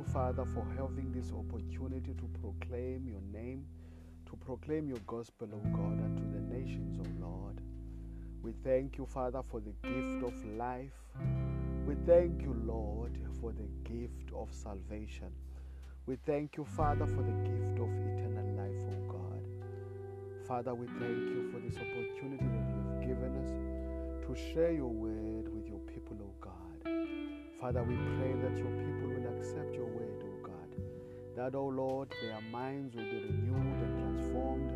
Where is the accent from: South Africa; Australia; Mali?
South Africa; I come all the way from South Africa